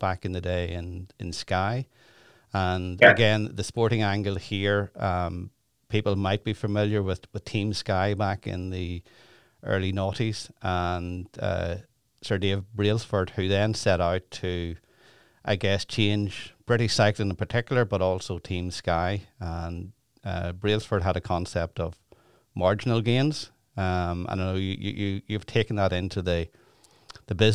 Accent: Ireland; being from Ireland

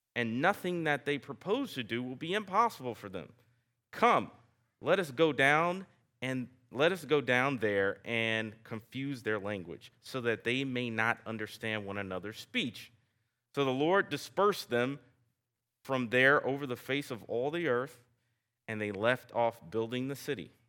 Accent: the South, Southern United States, United States; accent: Southern; my Southern accent

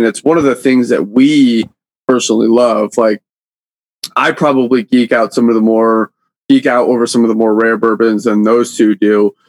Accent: Michigan, United States; I grew up in Michigan.

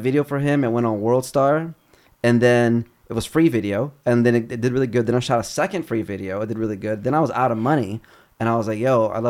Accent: Chicago, Illinois, United States; also born or lived in Brazil / Cleveland / Kentucky / New York; now in Los Angeles, United States; And then from Cleveland to Kentucky. And then from Kentucky to Chicago. And then I grew up in Chi.

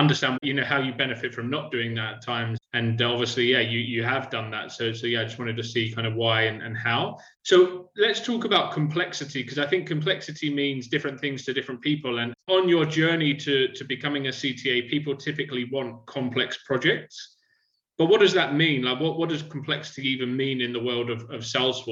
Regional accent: London, United Kingdom; now in Australia; when I was growing up in London

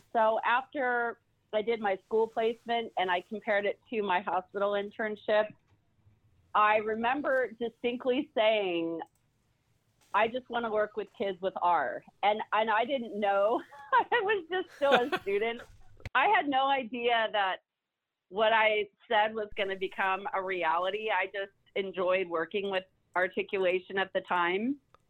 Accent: California, United States; also born or lived in Pennsylvania; now in Georgia, United States; I'm originally from the Pennsylvania area, but I grew up in the central part of California.

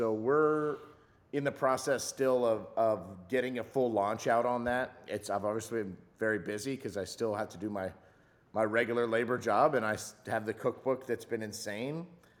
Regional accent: Louisiana, United States; He grew up in it, and growing up in South Louisiana, you're just around food all the time. Everybody's a cook and everybody eats all the time.

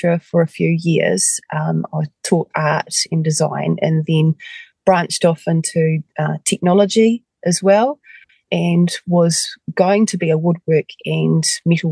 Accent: Westport, West Coast, New Zealand; I actually grew up on the west coast of the South Island, in Westport.

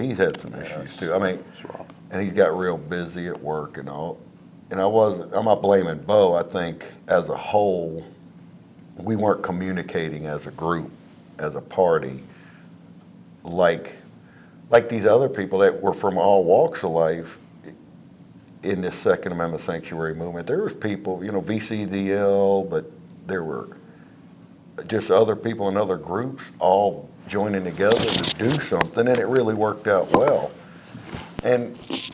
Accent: Mecklenburg County, Southside Virginia, United States; also born or lived in Montana; I was raised in Mecklenburg County, Southside Virginia, my whole life

